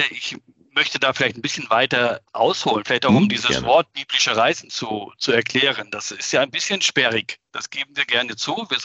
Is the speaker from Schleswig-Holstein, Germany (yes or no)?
yes; Schleswig-Holstein, Germany; eine Woche in meiner alten Heimat in Norddeutschland, ganz nahe